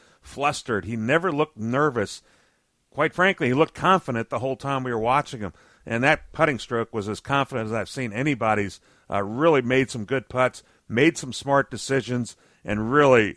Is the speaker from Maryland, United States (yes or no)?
yes; Annapolis, Maryland, United States; growing up in Annapolis